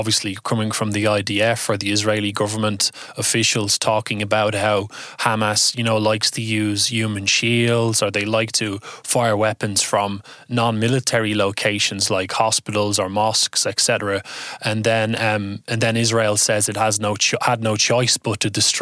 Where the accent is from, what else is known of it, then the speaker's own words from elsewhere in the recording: Ireland; being Irish